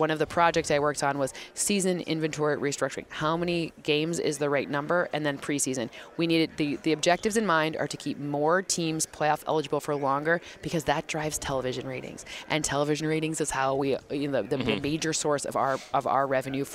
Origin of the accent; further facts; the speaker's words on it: East Lansing, Michigan, United States; I grew up in East Lansing, Michigan